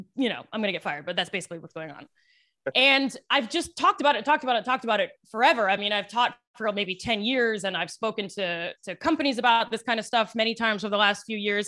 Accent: Western Maryland, United States; now in New York, United States; I'm from Maryland originally

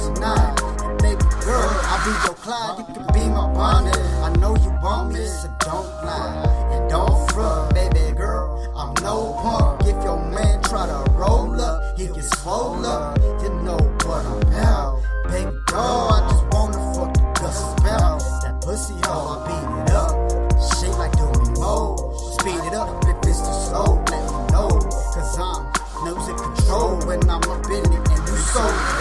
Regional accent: Arizona, United States; I'm from Arizona

